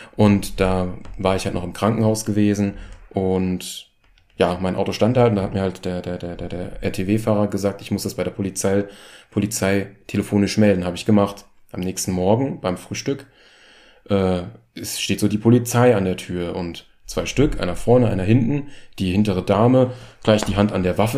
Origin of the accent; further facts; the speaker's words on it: Germany; als Deutscher